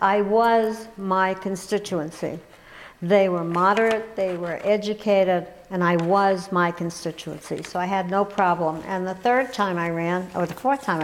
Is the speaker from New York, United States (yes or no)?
yes; New York, United States; now in Colorado, United States; growing up in New York